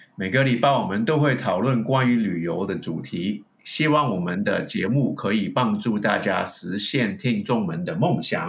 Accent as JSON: {"language": "Chinese", "town": "San Francisco", "region": "California", "country": "United States", "tie": "born or raised there", "also_born_or_lived": "Hong Kong / Taipei, Taiwan", "second_language": "Chinese", "moved": "as an adult", "lives_now": "Taiwan", "said": "我都是一个港裔美国人，我是在香港出生的，在美国长大的"}